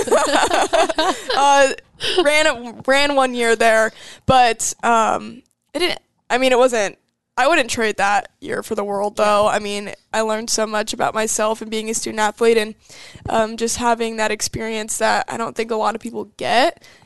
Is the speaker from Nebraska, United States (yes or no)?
yes; Omaha, Nebraska, United States; I grew up in Omaha, Nebraska